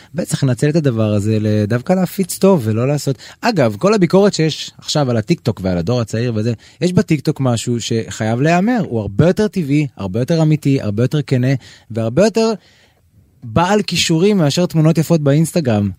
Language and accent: Hebrew; Israel; אני ישראלי, אני רוצה לגור בישראל